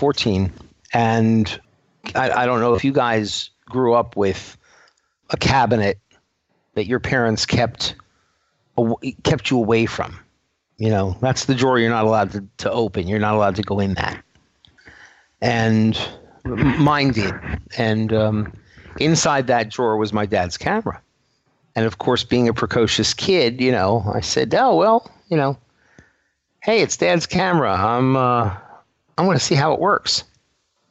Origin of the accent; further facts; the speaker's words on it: New York City, New York, United States; accent: New York; New York. New York City. Okay. Yeah. And every once in a while, the accent comes through.